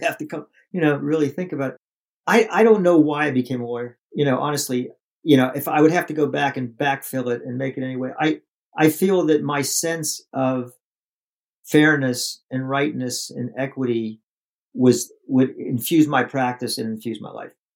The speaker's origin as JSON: {"language": "English", "town": "Pittsburgh", "region": "Pennsylvania", "country": "United States", "tie": "born or raised there", "said": "I'm from the States and grew up in, in Pennsylvania and Pittsburgh"}